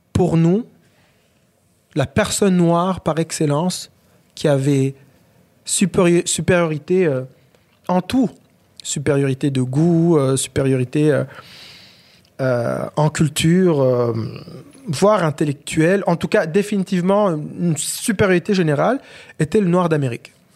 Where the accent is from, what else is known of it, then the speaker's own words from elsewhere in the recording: Rwanda; also born or lived in Africa; now in Quebec, Canada; Je suis un Québécois aujourd'hui, mais je suis aussi Rwandais.